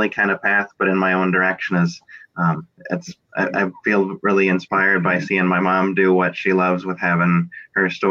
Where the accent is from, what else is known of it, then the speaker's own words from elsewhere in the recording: northern Connecticut, United States; also born or lived in Vernon, Connecticut; I was born in Vernon, Connecticut, but I've lived most of my life here in up in northern Connecticut